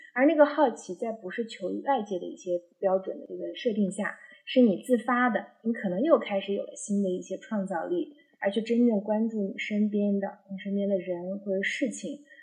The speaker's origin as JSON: {"language": "Chinese", "region": "Xinjiang", "country": "China", "tie": "born or raised there", "moved": "yes", "lives_now": "Chengdu, China", "said": "我是小时候一直在新疆出生长嗯。大"}